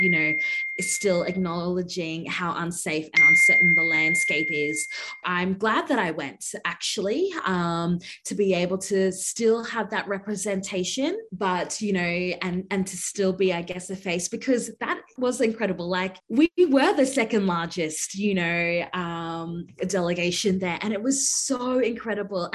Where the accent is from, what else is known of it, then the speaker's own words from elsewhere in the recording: York Island, Torres Strait, Queensland, Australia; I come from the Central Island group in the Torres Strait called Kakugal Nation, and I am proud to come from the island of Musik, translating to York Island